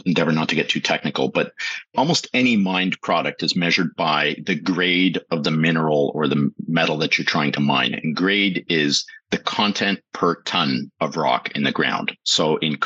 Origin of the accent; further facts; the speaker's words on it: Toronto, Ontario, Canada; also born or lived in Strasbourg / Montreal; I grew up in the East End of Toronto in Scarborough